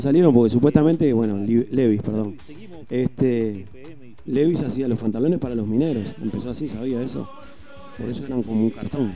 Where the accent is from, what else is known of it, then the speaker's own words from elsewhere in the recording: Montevideo, Uruguay; soy de la Curva de Maroña y este, me crié ahí toda la vida. Tengo 35, hasta los 20 viví ahí